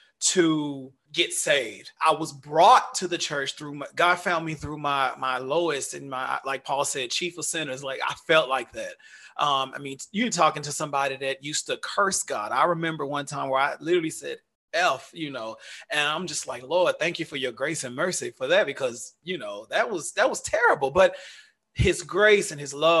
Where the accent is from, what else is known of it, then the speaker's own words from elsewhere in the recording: Dallas, Texas, United States; moved away as an adult; now in United Arab Emirates; I grew up in the South, in Dallas